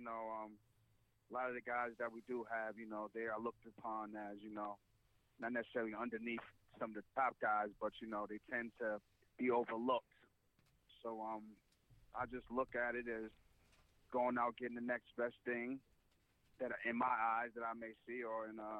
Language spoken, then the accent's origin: English; New York City, New York, United States; Just did it in the streets as far as growing up in the Bronx.